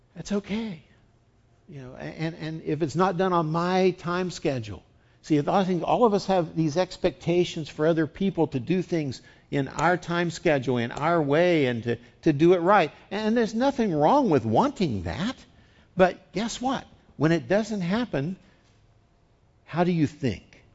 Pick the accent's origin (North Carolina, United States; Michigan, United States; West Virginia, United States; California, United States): West Virginia, United States; now in San Diego, United States; I grew up in West Virginia